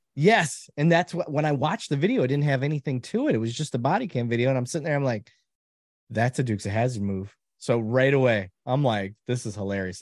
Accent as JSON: {"language": "English", "town": "Flint", "region": "Michigan", "country": "United States", "tie": "born or raised there", "said": "my background growing up in Flint, Michigan"}